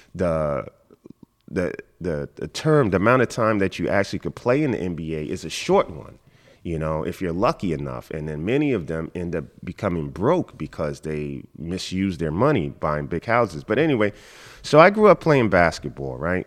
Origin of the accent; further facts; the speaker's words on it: New York City, New York, United States; moved away as an adult; also born or lived in Watertown, New York; now in Hong Kong; I grew up in Queens.